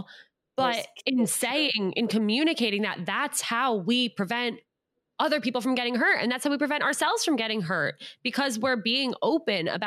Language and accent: English; United States; I just grew up in a little town outside of New York City